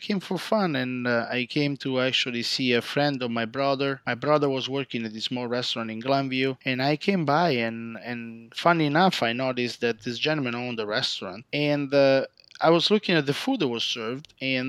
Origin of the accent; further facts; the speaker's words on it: Rome, Lazio, Italy; also born or lived in Chicago; now in United States; Originally, I was born and raised in Roma, Italy, or for the listener, Rome.